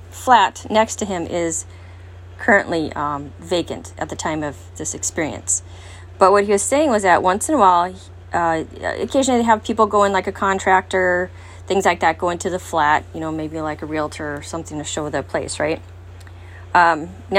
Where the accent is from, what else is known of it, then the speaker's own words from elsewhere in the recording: California, United States; now in Wisconsin, United States; I'm originally from California and earthquakes and all that. Even though I'm in Wisconsin